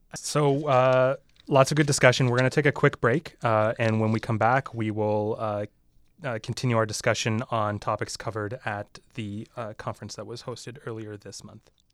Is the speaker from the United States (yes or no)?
no; Canada; even as a Canadian, you know, we have a prime minister here